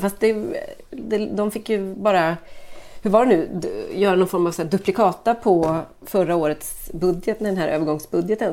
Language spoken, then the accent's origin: Swedish; Sweden; jag är svensk